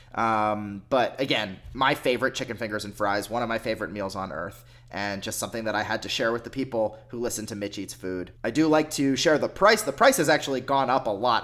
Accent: Pennsylvania, United States; moved away; my parents' place where I grew up in Pennsylvania

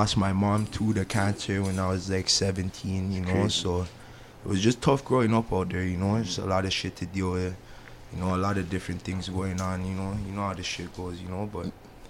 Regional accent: Toronto, Ontario, Canada; we're all from the Kill. We all grew up. That's the, you know, in between like Eglinton and Lawrence on Kill Ingram.

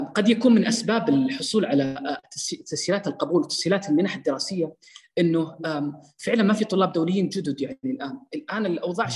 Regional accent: Saudi Arabia; عندنا في السعودية

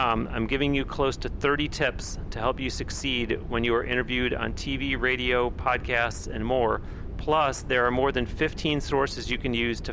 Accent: Florida, United States; just like all of us Floridians

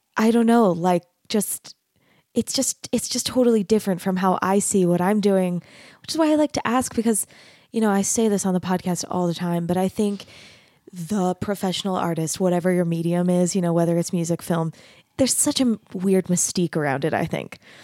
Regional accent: Arizona, United States; moved away as an adult; also born or lived in Texas; I grew up in Arizona, and then I, I went to college in Texas

